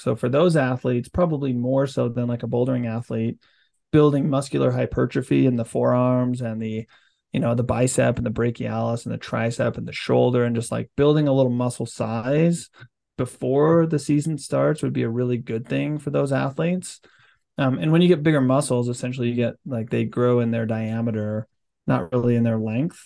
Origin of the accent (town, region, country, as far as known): Utah, United States